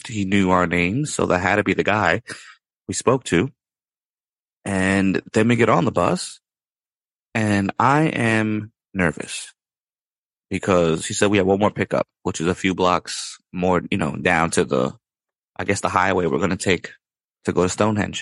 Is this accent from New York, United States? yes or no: yes; New York City, New York, United States; we're both from New York